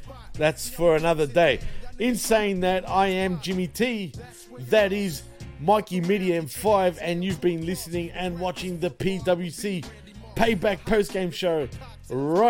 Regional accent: Australia; I am born and bred in Australia, clearly, but my parents are from Greece

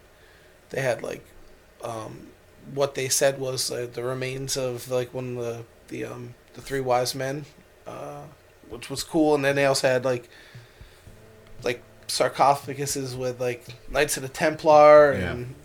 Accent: Ireland; And, like, I'm Irish, so, like, when we were pulling into, like, the port, like, I was, like, just, oh, my God, there we in Ireland

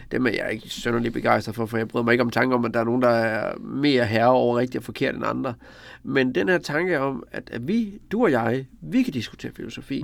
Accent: Denmark

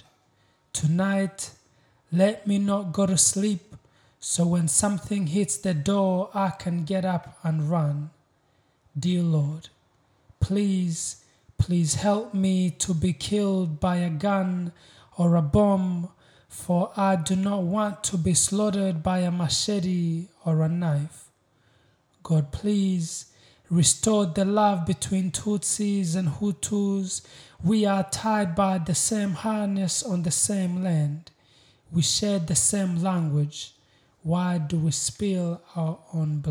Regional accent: Uganda; also born or lived in Congo / Rwanda; now in Newcastle, Australia; I was born in Congo. I grew up in Uganda, and my family originally comes from Rwanda.

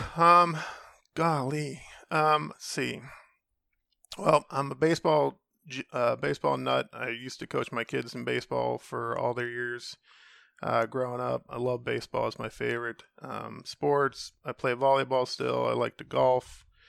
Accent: Central Ohio, United States; moved away as an adult; now in Cleveland, United States; I grew up in Central Ohio.

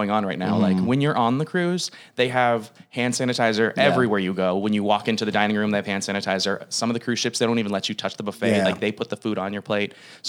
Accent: Sierra Vista, Arizona, United States; also born or lived in Texas; And there's a military base called Fort Huachuca down in Sierra Vista, and that's where I was born.

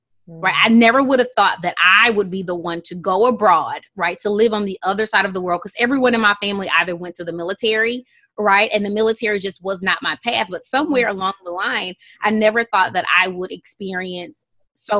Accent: Houston, Texas, United States; moved away as an adult; also born or lived in Qatar; And I'm from Houston, Texas

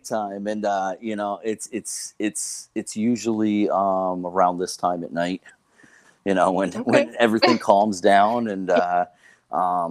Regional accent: Northern Vermont, United States; I'm born and raised in Vermont on Lake Champlain

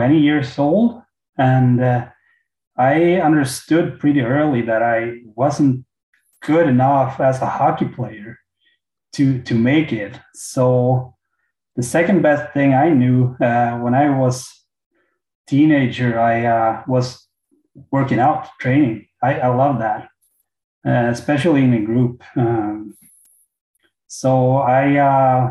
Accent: Småland, Sweden; also born or lived in Kalmar / Mora; My first time getting out of Småland

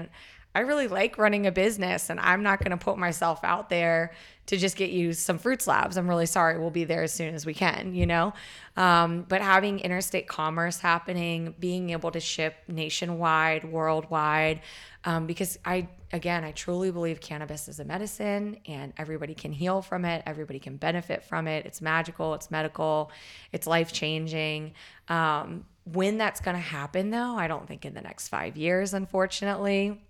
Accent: the South, United States; and growing up in the South, I get these people where they're like, cannabis is devil's lettuce.

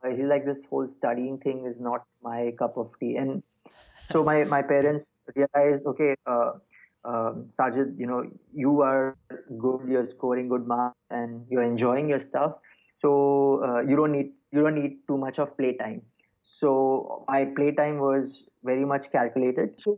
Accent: Kuwait; also born or lived in Mumbai, India; I was, I actually I was born in Bombay, but first seven years of my life, I grew up in Kuwait.

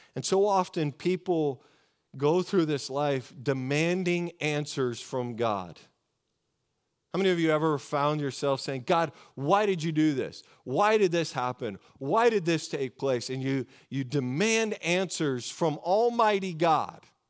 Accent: Oregon, United States; I grew up in Oregon, just about an hour and a half from the coast of Oregon

